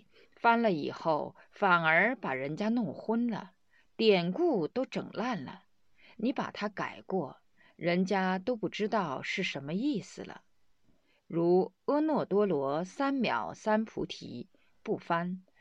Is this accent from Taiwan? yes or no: no; Sichuan, China; 刚刚来了以后是到河南，后几年住在我的家乡，在雾中山建立的庙宇。